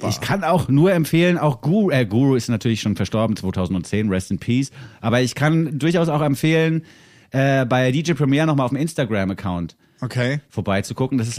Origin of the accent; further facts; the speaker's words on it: Frankfurt, Hesse, Germany; Ne, weil ich bin zwar aus Frankfurt hierher gekommen, was auch schon eine Großstadt ist